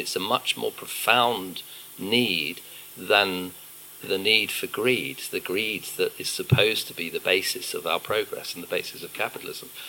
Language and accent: English; United Kingdom; as a Brit